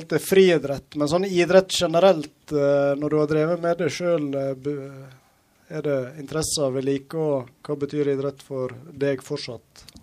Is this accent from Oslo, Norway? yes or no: no; Flo, Vestland, Norway; Jeg har vokst opp på Flo, ja.